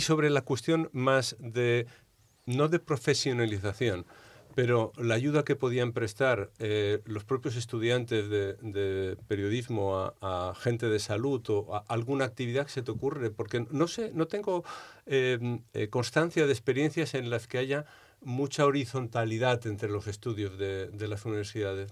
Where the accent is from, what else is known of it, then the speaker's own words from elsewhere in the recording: Balearic Islands, Spain; De mi tierra, de Baleares